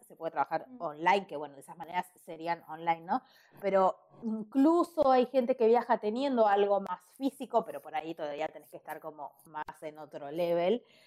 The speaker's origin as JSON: {"language": "Spanish", "town": "Ushuaia", "region": "Tierra del Fuego", "country": "Argentina", "moved": "as an adult", "lives_now": "Buenos Aires, Argentina", "said": "soy usuaria pero me fui a los 18 años a Ushuaia a vivir en Buenos Aires"}